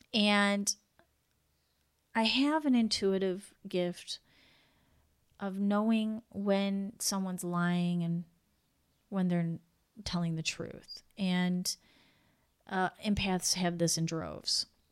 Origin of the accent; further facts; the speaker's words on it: United States; I'm from the U S